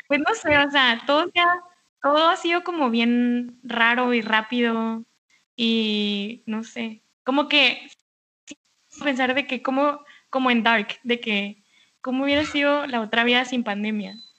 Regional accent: Mexicali, Baja California, Mexico; mi tierra natal es la ciudad de Mexicali, Baja California

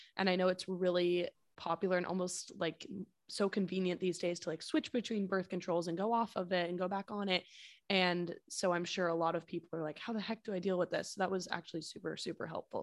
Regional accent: San Francisco, California, United States; we're from San Francisco

